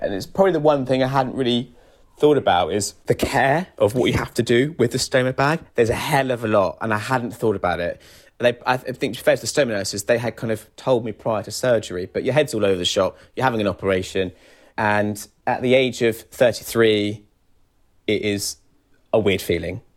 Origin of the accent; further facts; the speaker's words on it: Kent, South East England, United Kingdom; moved away as an adult; now in London, United Kingdom; I'm from Kent originally, but I've been living in London for eight years